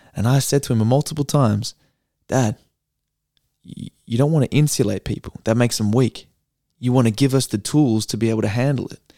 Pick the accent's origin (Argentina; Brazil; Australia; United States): Australia; Perth, Western Australia; I'm from Perth